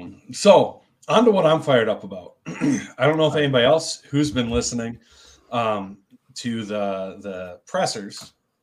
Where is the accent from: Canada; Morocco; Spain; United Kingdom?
United Kingdom; Obviously we're British.